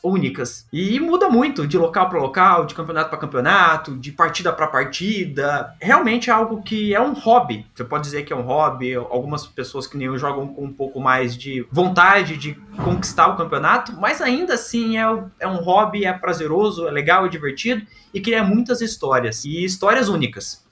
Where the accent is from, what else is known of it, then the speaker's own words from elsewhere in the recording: Londrina, Paraná, Brazil; eu sou de Londrina